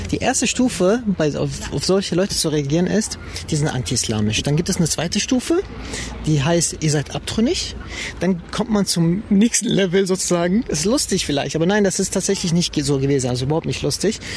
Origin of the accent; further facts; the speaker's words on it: Germany; wir interpretieren uns als deutsche Muslime und nicht irgendwie als Iraner oder Türken oder arabische Muslime, sondern wirklich als deutsche Muslime.